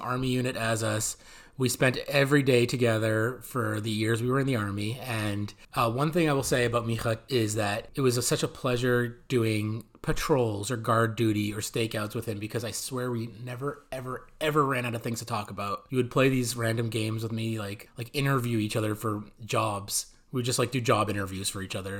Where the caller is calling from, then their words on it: California, United States; I'm calling in from California.